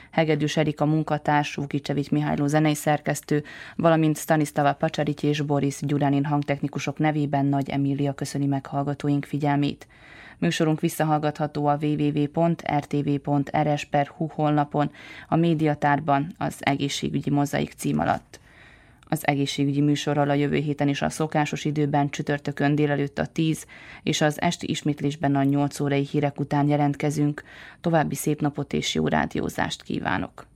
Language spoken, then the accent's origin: Hungarian; Transylvania, Romania; moved away; én egy erdélyi magyar vagyok